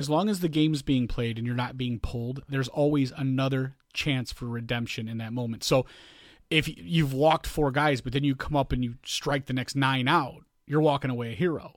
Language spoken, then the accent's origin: English; Chicago, Illinois, United States; growing up in Chicago